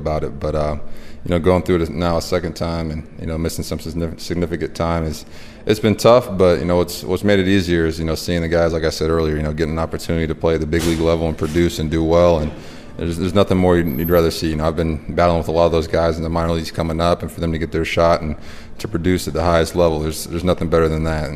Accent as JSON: {"language": "English", "region": "California", "country": "United States", "tie": "born or raised there", "said": "Growing up in California"}